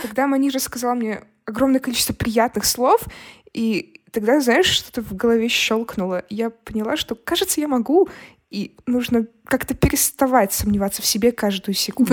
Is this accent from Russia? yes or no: no; Brest, Brest Region, Belarus; moved away; мы из Бреста, у нас бедная семья